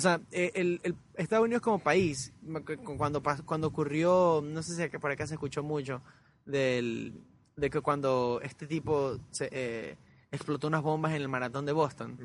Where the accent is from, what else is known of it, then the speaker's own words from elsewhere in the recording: Guayaquil, Guayas, Ecuador; moved away; also born or lived in Vermont, United States; cuando yo crecí en Alborada